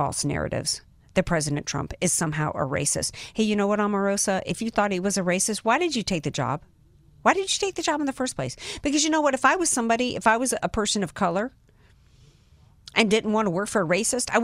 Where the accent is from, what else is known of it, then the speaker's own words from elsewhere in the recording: New Orleans, Louisiana, United States; now in San Diego, United States; I'm a Southern girl, I'm from New Orleans